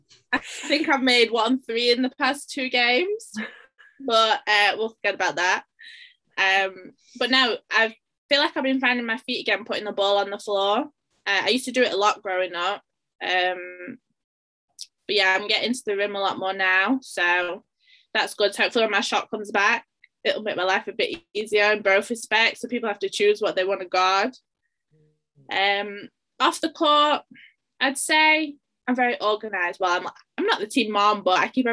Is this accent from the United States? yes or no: no; Sheffield, Yorkshire and the Humber, United Kingdom; I'm from Sheffield. We've never moved from here.